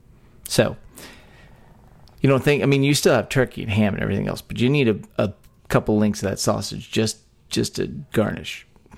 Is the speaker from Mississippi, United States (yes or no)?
no; Texas, United States; a talk show about Texas by Texans, where three friends born and raised in the Lone Star State share our views on the history, culture, and just what it means to be Texan.